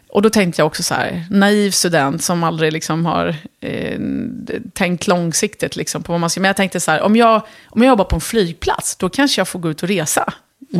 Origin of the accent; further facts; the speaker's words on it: Örebro, Örebro County, Sweden; Swedish is a second language; moved away as an adult; also born or lived in Lebanon / Dubai; hamnade vi i Örebro. Och där växte jag upp